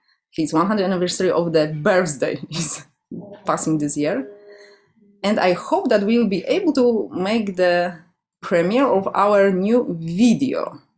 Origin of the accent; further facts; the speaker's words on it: Poland; English is a second language; now in Vancouver, Canada; So I came 2 years ago and yeah, I came from Poland.